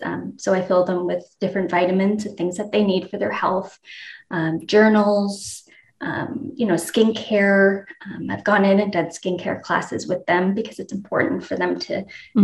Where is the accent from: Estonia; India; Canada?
Canada; Moncton, New Brunswick; moved away as an adult; also born or lived in London / Kuwait; now in United States; born and raised in Moncton, Canada